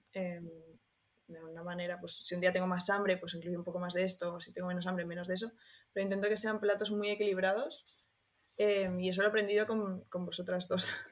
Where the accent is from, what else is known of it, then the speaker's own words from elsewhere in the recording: Barcelona, Catalonia, Spain; soy una chica de Barcelona